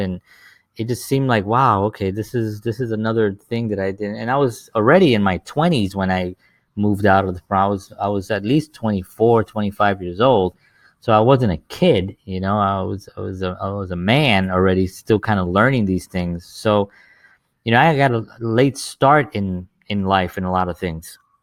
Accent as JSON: {"language": "English", "town": "New York City", "region": "New York", "country": "United States", "tie": "born or raised there", "said": "I grew up in the South Bronx during the seventies and the eighties"}